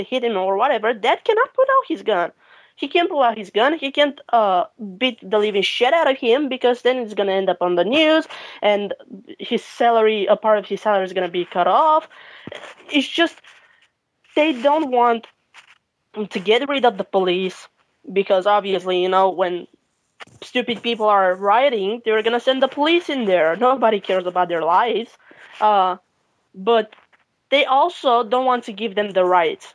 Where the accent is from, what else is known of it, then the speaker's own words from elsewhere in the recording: Bucharest, Romania; I'm from Bucharest